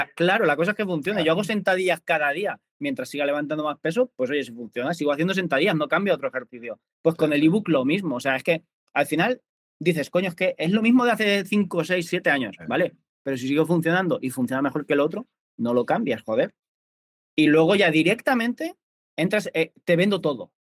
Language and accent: Spanish; Albacete, Castilla-La Mancha, Spain; now in Mallorca, Spain; yo soy de Albacete, pero vivo en Mallorca